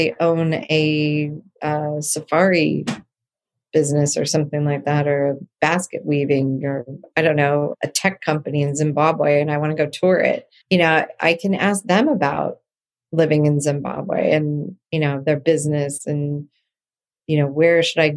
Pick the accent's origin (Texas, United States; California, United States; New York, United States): California, United States; San Diego; now in Los Angeles, United States; I grew up in San Diego